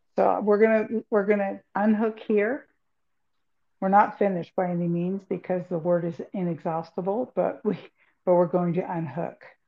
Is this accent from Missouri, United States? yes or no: no; California, United States; I'm from California